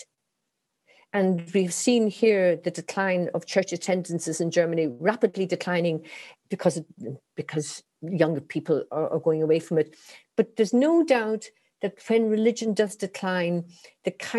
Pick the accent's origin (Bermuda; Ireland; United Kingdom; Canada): Ireland; I'm Irish, and religion was dominated our lives in school, at home, on the weekends, and so on.